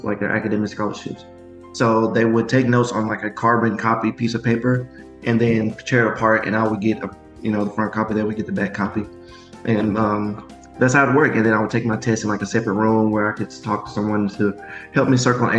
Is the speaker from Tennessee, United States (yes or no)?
yes; Memphis, Tennessee, United States; born or raised there